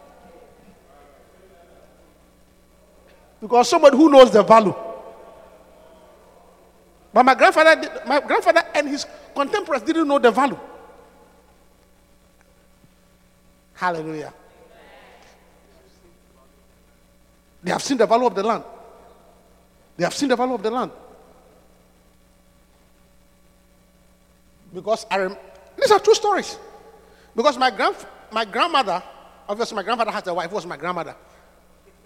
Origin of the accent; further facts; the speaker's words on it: Obuasi, Ashanti, Ghana; where I come from, my hometown, is the richest